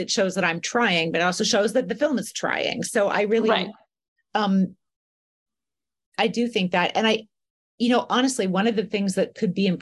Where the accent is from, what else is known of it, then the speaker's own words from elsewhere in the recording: United States; as an American